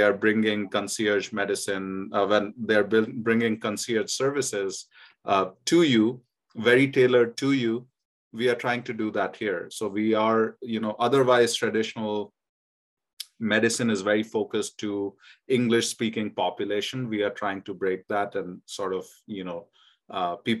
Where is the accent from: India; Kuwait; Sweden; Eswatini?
India; now in United States; I remember growing up in India